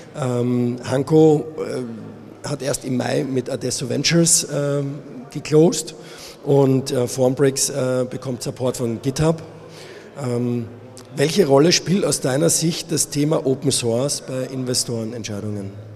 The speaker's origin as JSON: {"language": "German", "country": "Austria", "moved": "yes", "lives_now": "Munich, Germany", "said": "ich bin Österreicher"}